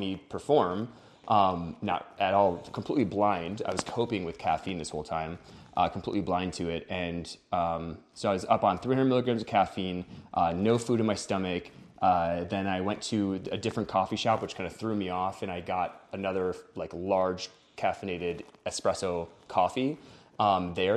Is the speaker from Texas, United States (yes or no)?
no; Wisconsin, United States; now in Denver, United States; I'm from Wisconsin, uh, came out to Denver